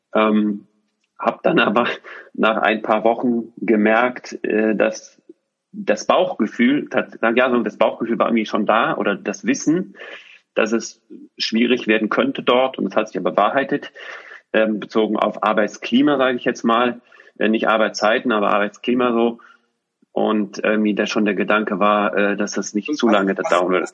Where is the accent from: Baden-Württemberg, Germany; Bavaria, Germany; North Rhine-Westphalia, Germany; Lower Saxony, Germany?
North Rhine-Westphalia, Germany; Düsseldorf; moved away as an adult; also born or lived in Switzerland / Bonn / Cologne; wir ziehen nach Düsseldorf. Das heißt, in meine Heimat